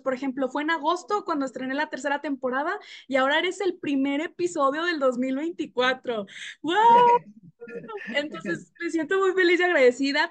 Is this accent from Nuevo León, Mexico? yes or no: yes; Monterrey, Nuevo León, Mexico; moved away; Ricardo y yo, o sea, somos de Monterrey